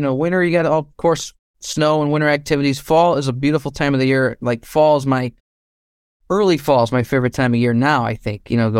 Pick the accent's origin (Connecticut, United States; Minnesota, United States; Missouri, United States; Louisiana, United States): Connecticut, United States; I still live in Connecticut.